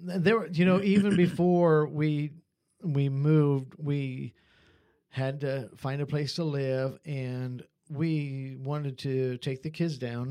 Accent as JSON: {"language": "English", "region": "Ohio", "country": "United States", "tie": "born or raised there", "also_born_or_lived": "North Carolina / Virginia / West Virginia", "moved": "as an adult"}